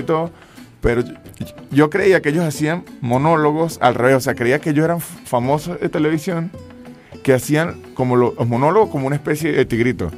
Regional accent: San Cristóbal, Táchira, Venezuela; yo soy de San Cristóbal, pero mi familia es finquera

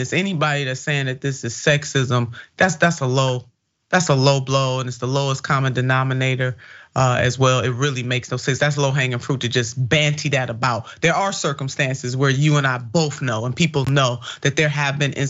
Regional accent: Ohio, United States; my home state

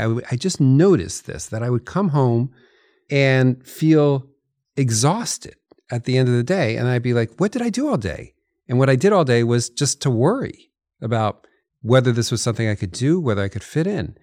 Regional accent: New Jersey, United States; moved away; I grew up in New Jersey

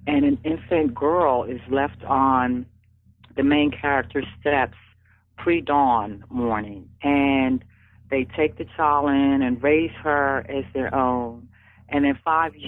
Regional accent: Philadelphia, Pennsylvania, United States; it's my hometown

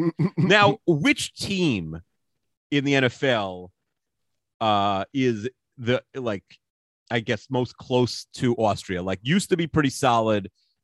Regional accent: New York City, New York, United States; moved away; I'm a New Yorker through and through.

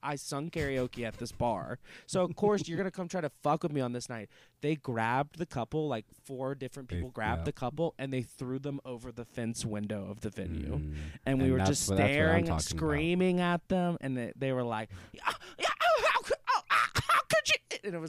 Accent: the South, United States; I'm comfortable with it now, but just in general, you know, growing up in the South.

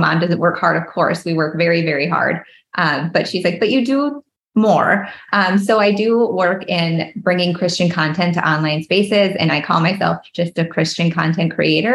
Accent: Minnesota, United States; I am born and raised Minnesota girl. We were just talking about, a lot of people can hear that in my accent, and I just can't help it.

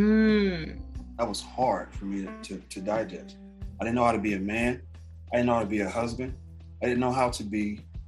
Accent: Los Angeles, California, United States; I grew up in South Central.

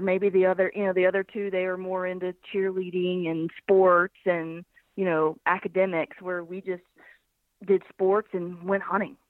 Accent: Birmingham, Alabama, United States; moved away as an adult; also born or lived in Kodiak Island, Alaska; now in Nashville, United States; I'm from Birmingham, Alabama, but uh, I live in Nashville, Tennessee

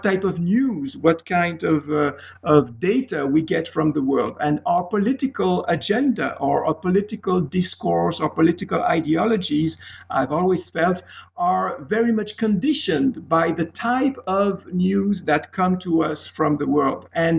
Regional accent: Geneva, Switzerland; English is a second language; moved away as an adult; also born or lived in Pittsburgh, United States; I am from Swiss origin in Geneva. I spent about 30 years in Geneva studying mostly literature. Then I moved to the United States of America, the beautiful city of Pittsburgh, PA

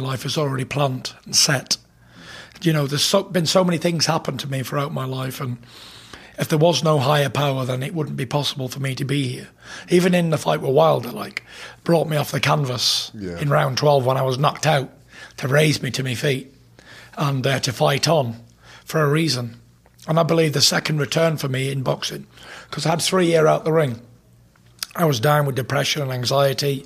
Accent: England, United Kingdom; I come from England. I've been born and raised there

